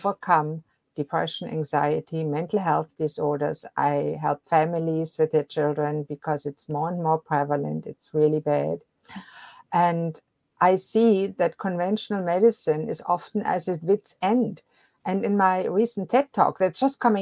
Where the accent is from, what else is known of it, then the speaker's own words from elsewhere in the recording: Germany; moved away; I was born and raised in Germany